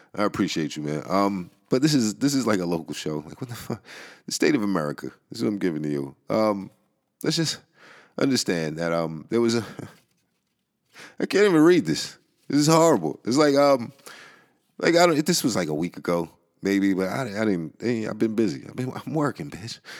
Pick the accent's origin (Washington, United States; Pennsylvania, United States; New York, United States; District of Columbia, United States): New York, United States; New York City; the Bronx. My hometown